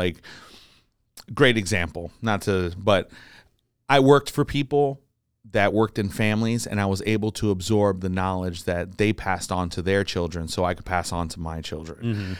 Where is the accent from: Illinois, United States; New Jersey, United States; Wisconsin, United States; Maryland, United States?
New Jersey, United States; Jersey City; I'm from Jersey City.